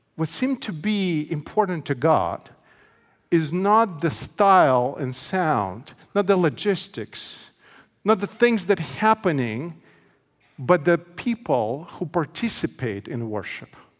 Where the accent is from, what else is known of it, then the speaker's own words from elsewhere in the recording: Odesa, Odesa Oblast, Ukraine; also born or lived in Menifee, California; now in United States; my hometown, Odessa, Ukraine.